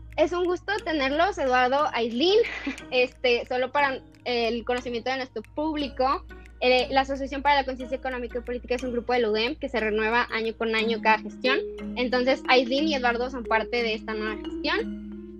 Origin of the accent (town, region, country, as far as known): Mexico